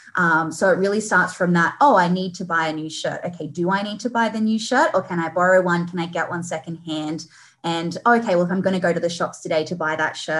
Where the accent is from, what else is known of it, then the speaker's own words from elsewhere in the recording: Australia; we, as the Aussie population